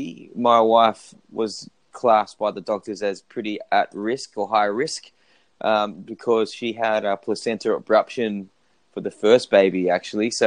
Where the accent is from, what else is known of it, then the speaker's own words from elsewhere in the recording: Australia; accent: very Australian; also born or lived in South Korea; I sound very Australian, but if you look at my hardware, like my body, my face, I'm actually South Korean. So I'm actually adopted from South Korea